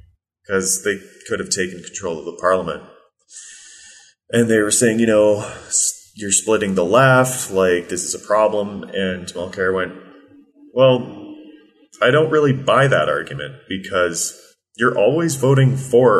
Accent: Belleville, Ontario, Canada; Belleville, my hometown

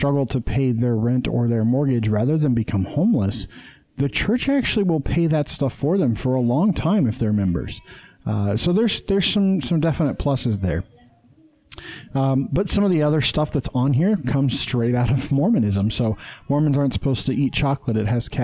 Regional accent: Utah, United States; I'm from Utah

